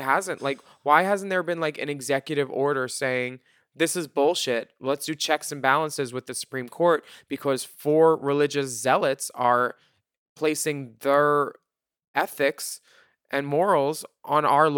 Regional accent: United States; talking about Trump or how shitty my country is right now. It's easier. You know, when a cashier says, where are you from? Canada.

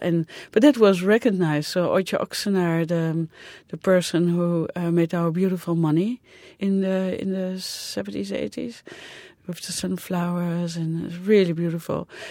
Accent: Netherlands; moved away; I'm from the Netherlands, which is a small country

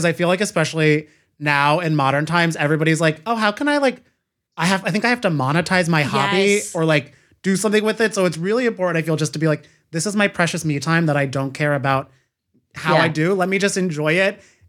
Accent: Ireland; I'm Irish, so I feel like it does track for a lot of our Irish people.

